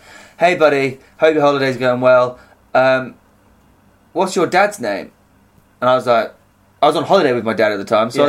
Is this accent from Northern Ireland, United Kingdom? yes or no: no; Halstead, East of England, United Kingdom; moved away; This is my hometown.